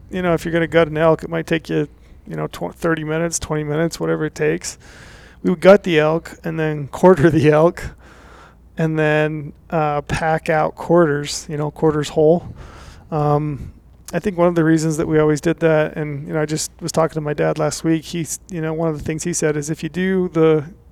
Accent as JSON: {"language": "English", "region": "Utah", "country": "United States", "tie": "born or raised there", "said": "growing up in Utah, we did a lot of, you know, over-the-counter spike hunting"}